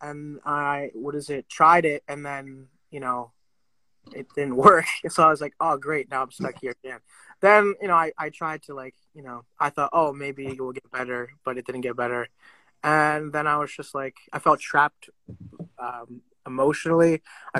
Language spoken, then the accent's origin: English; India; But for me as an Indian, I feel like, it's same thing.